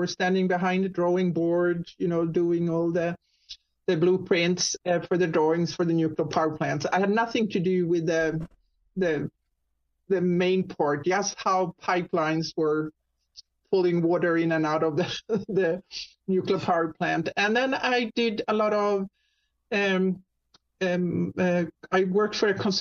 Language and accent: English; Sweden; accent: Swedish; English is a second language; moved away as an adult; now in Jacksonville, United States; I'm actually Swedish. People usually hear my little accent there. So it's Swedish. And I moved to the U.S. About 30 years ago